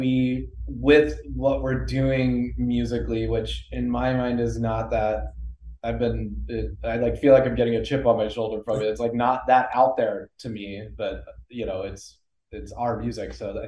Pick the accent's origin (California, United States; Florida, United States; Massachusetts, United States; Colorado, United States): Colorado, United States; now in Los Angeles, United States; I grew up in Colorado